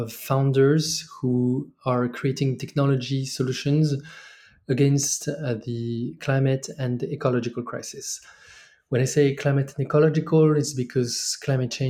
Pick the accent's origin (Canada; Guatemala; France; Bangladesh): France; moved away as an adult; also born or lived in Mexico / China / Cape Town, South Africa; I'm originally from France.